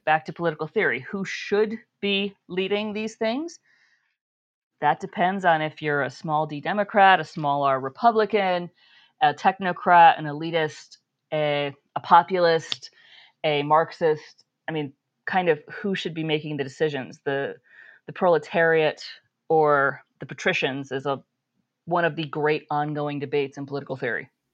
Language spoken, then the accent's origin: English; New York, United States; I grew up in New York State